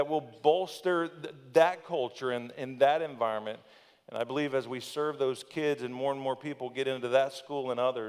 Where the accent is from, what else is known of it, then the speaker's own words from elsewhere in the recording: Thonotosassa, Florida, United States; also born or lived in Plant City, Florida / Brandon, Florida; I've lived growing up in Thanodosassa